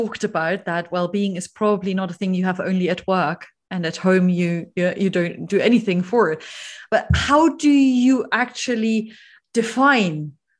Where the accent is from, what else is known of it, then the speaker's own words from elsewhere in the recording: Germany; moved away; my home country, in Germany.